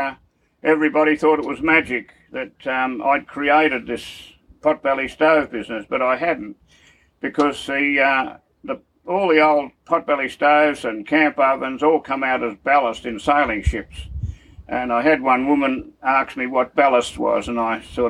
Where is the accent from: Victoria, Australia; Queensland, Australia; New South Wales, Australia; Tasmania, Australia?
Victoria, Australia; Melbourne; also born or lived in Carlton, Victoria; now in Timber Creek, Australia; I was born in 1941 in Carlton, Victoria, and it started off from there. I lived in Coburg